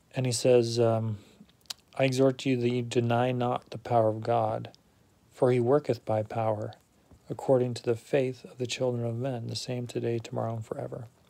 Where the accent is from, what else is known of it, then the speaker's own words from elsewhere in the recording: Utah, United States; also born or lived in Ohio / Virginia / Germany; now in New England, United States; I grew up in Utah and have been a member of the Church of Jesus Christ of Latter day Saints my whole life